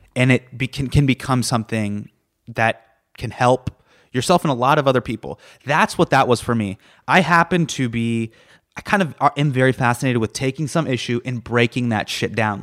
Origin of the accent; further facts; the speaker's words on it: Davis, California, United States; I grew up in Davis, which is right, it's k, k, if you're familiar with where San Francisco is, it's about, about an hour away.